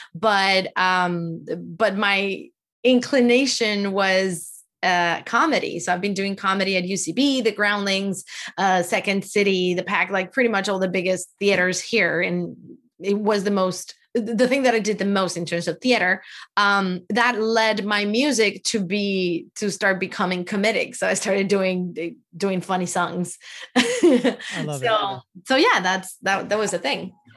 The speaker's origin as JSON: {"language": "English", "country": "Venezuela", "moved": "yes", "lives_now": "United States", "said": "I am from Venezuela"}